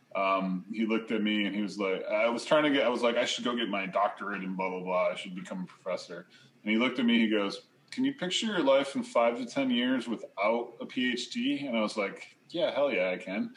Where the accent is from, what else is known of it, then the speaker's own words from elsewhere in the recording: Sheridan, New York, United States; I grew up in New York State